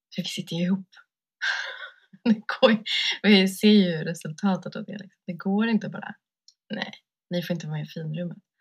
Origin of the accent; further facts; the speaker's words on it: Sweden; jag har vuxit upp här liksom, i Sverige och som vit kvinna